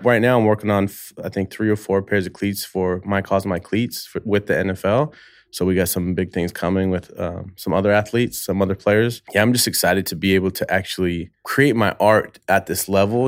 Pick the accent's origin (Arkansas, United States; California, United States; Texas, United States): California, United States; the Bay Area; moved away as an adult; now in Los Angeles, United States; I've only been in LA five years now. I'm from the Bay Area